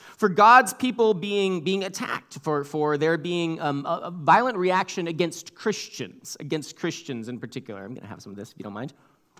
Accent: Seattle, Washington, United States; Well, we're from Seattle, so we know about this stuff.

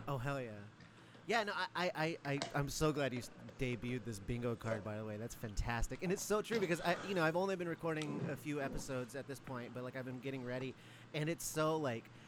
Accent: Mentasta, Alaska, United States; I was raised in Alaska, a bunch of, around a bunch of Athabascans that we were like adopted into the village Mentasta

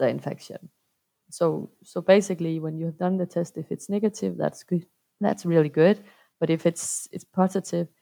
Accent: Denmark; I'm from Denmark and I'm a clinician

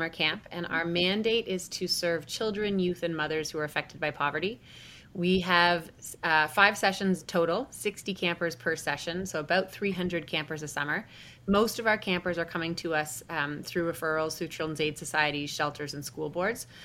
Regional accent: Ontario, Canada; I was born in June, and I started attending camp shortly after. So I was I was one of those three weeks old, three week olds um, I grew up at I grew up at Camp Scugog, and I also went to Camp Oconto.

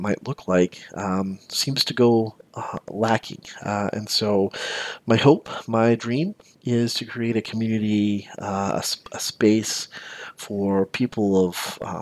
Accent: the South, United States; I grew up in the South and I grew up as a Baptist

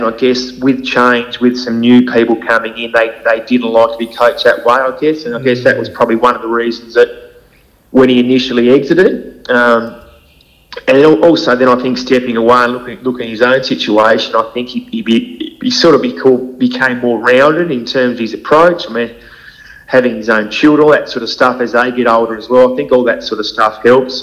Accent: Hobart, Tasmania, Australia; born and bred East, Eastern Shore boy

